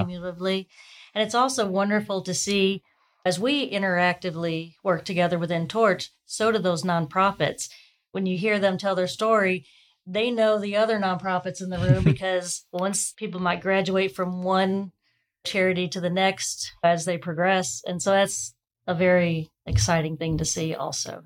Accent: St. Louis, Missouri, United States; now in Huntsville, United States; I grew up in St. Louis

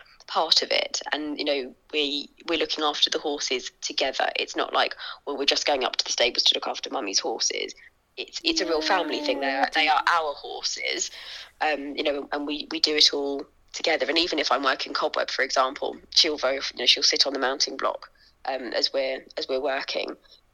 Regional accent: London, United Kingdom; now in Suffolk, United Kingdom; I grew up in East London. I live sort of out sort of in Suffolk now

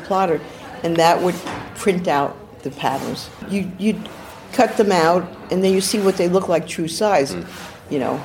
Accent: New York City, New York, United States; also born or lived in Manhattan / New Jersey / Los Angeles; now in City Island, United States; I grew up in Brooklyn, then Manhattan, then went to New Jersey, then went to California, Los Angeles area, and stayed in California for 30 years

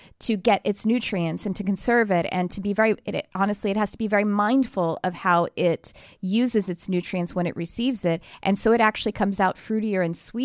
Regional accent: Texas, United States; now in California, United States; I'm actually originally from Texas

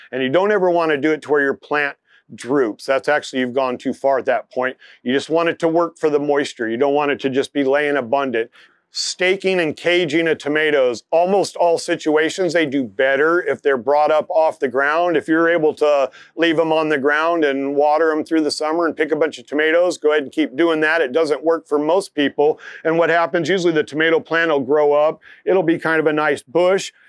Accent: Bay Area, California, United States; moved away; I grew up in the Bay Area

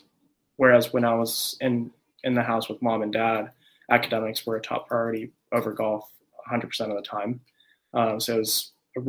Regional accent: San Jose, California, United States; also born or lived in Japan / Hawaii; So I was born in Japan. But when I was 2 years old, I moved to Hawaii. Then when I was 6 years old, I moved to San Jose, California.

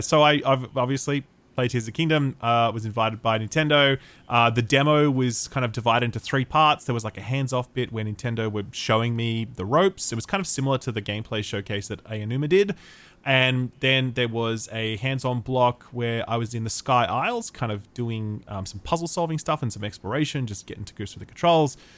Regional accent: Australia; I'm allowed to say that as an Australian

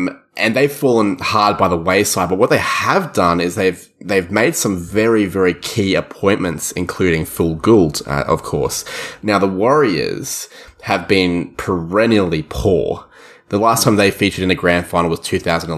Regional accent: Australia; you and I are both not New Zealanders, we're both from Australia

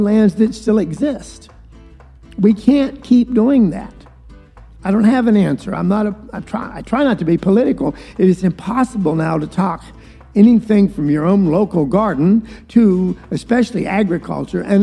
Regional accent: Valdosta, Georgia, United States; moved away; I was raised in South Georgia, a place called Valdosta that is really a swamp

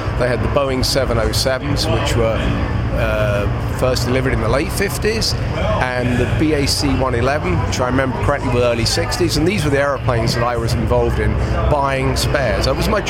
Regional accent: Hove, South East England, United Kingdom; I've lived in Sussex all my life. I was born in Hove.

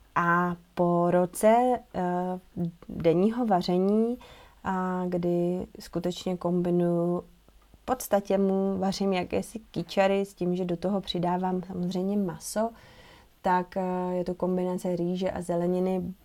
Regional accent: Bohemia, Czechia; u nás v Čechách v zimě nic neroste

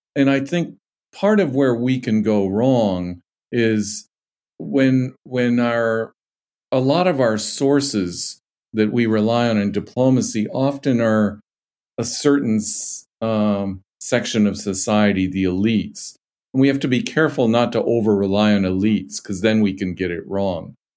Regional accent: United States; as an American and as a patriotic American

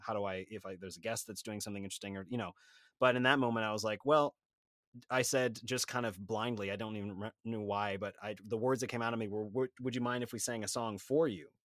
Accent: Sacramento, California, United States; I'm from Sacramento, California, so about four hundred miles north

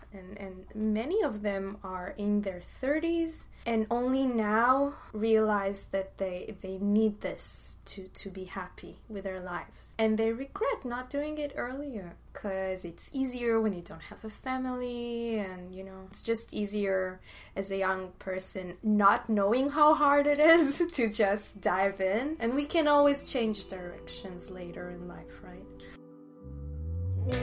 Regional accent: Haifa, Haifa District, Israel; born there; I was born in Haifa. It's northern from Tel Aviv. We, as a family, moved a lot.

